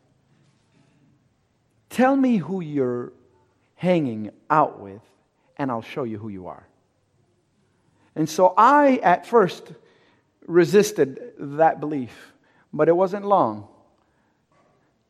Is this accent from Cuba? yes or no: yes; Cuba; I'm Cuban. I'm from Cuba.